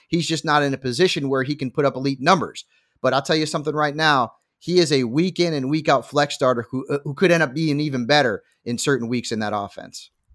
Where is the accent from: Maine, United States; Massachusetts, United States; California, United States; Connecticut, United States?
Connecticut, United States; accent: Connecticut; my old Connecticut accent